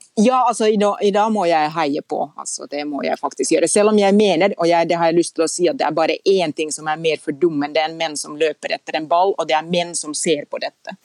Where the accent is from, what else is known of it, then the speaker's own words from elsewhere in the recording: Lahti, Päijät-Häme, Finland; Norwegian is a second language; now in Norway; jeg er finsk og ikke norsk. Fordi jeg husker jeg er født og oppvokst i Lahti